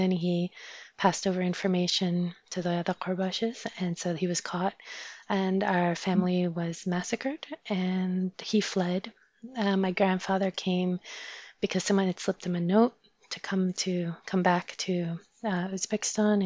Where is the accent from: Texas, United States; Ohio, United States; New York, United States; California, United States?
New York, United States; New York City; also born or lived in Jalalabad, Afghanistan / Saudi Arabia; I didn't grow up in Afghanistan. I grew up in Saudi Arabia and in mostly Brooklyn. So I came when I was 5.